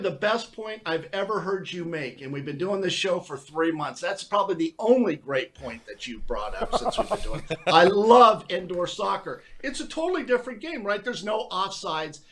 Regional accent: Hawthorne, California, United States; moved away; I'm from Southern California. I don't know if you people know that. Hawthorne, California, California

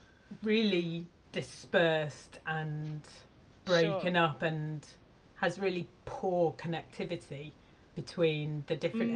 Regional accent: Camborne, South West England, United Kingdom; moved away; also born or lived in Penzance / Truro / Falmouth; I was born in Penzance and grew up around Camborne, in and around Camborne. I went to secondary school in Truro, but I don't sort of connect to Truro at all. I'm from West Cornwall.

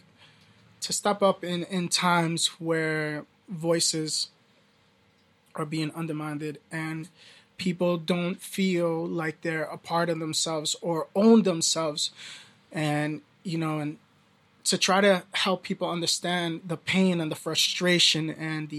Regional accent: New York, United States; moved away; Growing up in Brooklyn

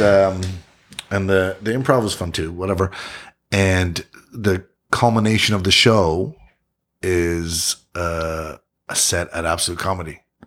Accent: Ottawa, Ontario, Canada; also born or lived in Yukon / Kingston; I was born in the Yukon, but I'm from Ottawa

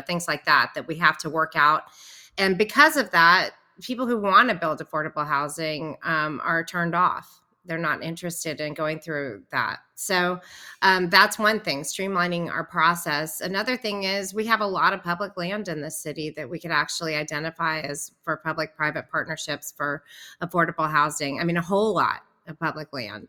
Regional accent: Nashville, Tennessee, United States; I grew up in Nashville and had a band

